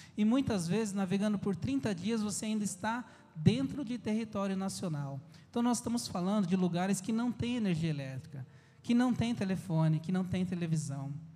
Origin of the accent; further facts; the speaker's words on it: São Paulo, Brazil; moved away as an adult; also born or lived in Amazon; nós somos natural de São Paulo